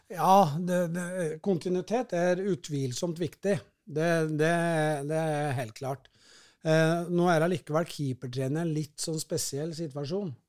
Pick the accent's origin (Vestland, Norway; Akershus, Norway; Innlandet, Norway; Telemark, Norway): Innlandet, Norway; Kongsvinger; moved away as an adult; also born or lived in Lillehammer; now in Oslo, Norway; jeg er jo født og oppvokst på Kongsvinger.